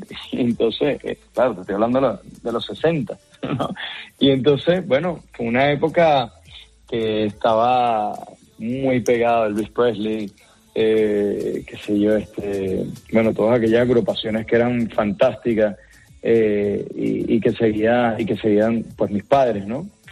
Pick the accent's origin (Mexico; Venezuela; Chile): Venezuela; moved away; soy venezolano